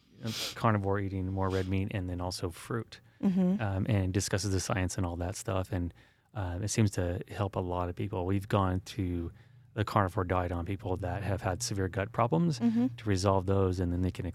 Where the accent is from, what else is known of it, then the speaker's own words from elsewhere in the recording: San Diego, California, United States; I grew up in San Diego, and there's nothing better than walking through salt water